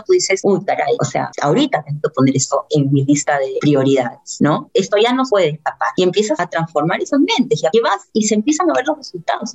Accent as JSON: {"language": "Spanish", "country": "Peru", "said": "todos somos peruanos, al final acá todos somos peruanos"}